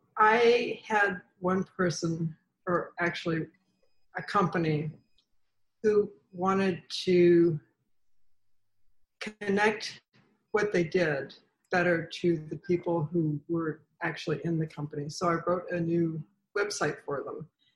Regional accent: Seattle, Washington, United States; now in Virginia, United States

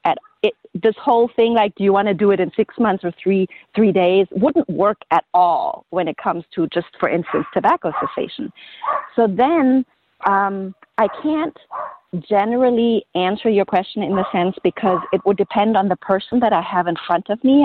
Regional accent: Germany; moved away as an adult; now in United States; I grew up in Germany

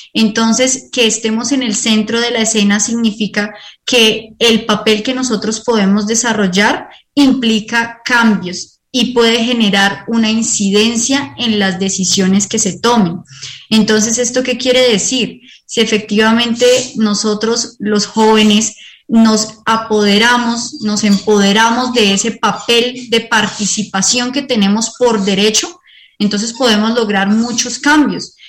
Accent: Colombia

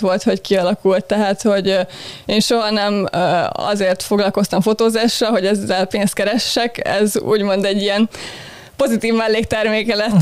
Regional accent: Balatonalmádi, Veszprém County, Hungary; moved away as an adult; now in Budapest, Hungary; Budapesten születtem, de Budapesten. alapvetően Veszprémi voltam így óvodáskoromig, és utána költöztünk át Almádiból, amikor az általános iskolát kezdtem

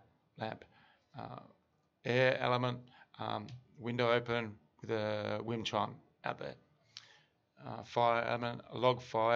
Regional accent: Australia; me, as an Australian male

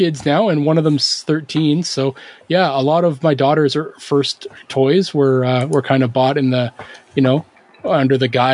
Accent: Canada; I'm Canadian

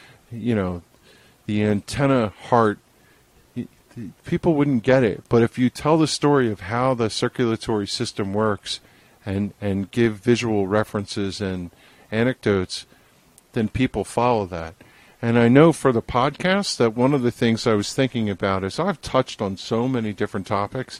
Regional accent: New Jersey, United States; I'm a guy from New Jersey

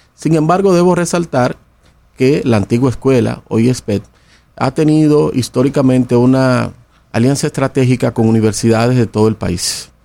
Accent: Dominican Republic; como dominicanos que somos

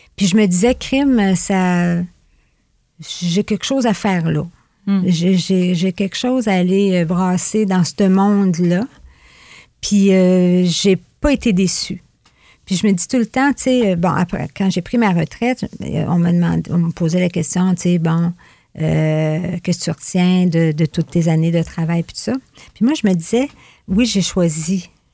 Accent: Fort-Prével, Quebec, Canada; also born or lived in Gaspé / Rimouski; Je suis native de Fort-Prével. J'y ai grandi mon enfance, mon adolescence, jusqu'à mon départ pour l'école

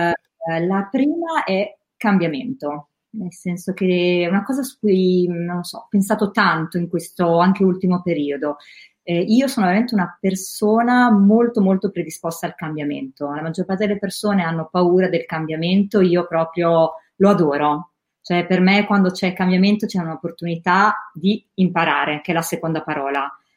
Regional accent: Rimini, Emilia-Romagna, Italy; moved away as an adult; also born or lived in Milan; sono nata a Rimini, no? Sì. E, ehm, fino a 18 anni sono quasi, stata quasi sempre a Rimini

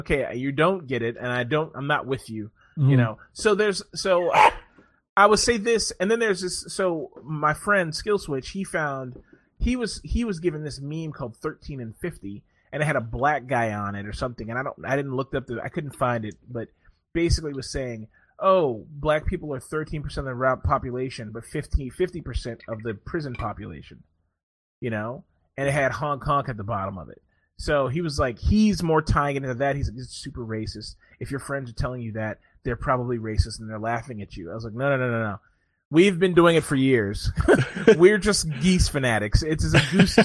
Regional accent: Maryland, United States; I'm from Maryland

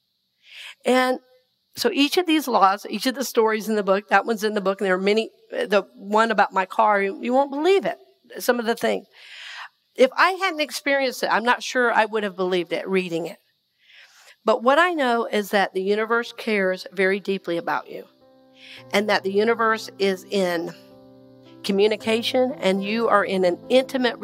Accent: Red Oak, Georgia, United States; I'm from Red Oak, Georgia

